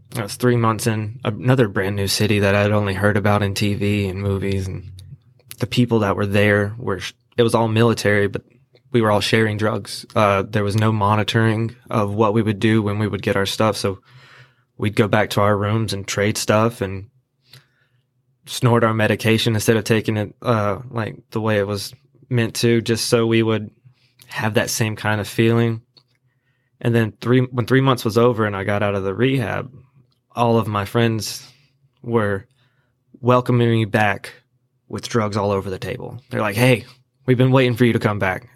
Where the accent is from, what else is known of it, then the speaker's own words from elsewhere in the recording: Asheboro, North Carolina, United States; also born or lived in California; I am from Ashboro. I went to, uh, Southwest Randolph High School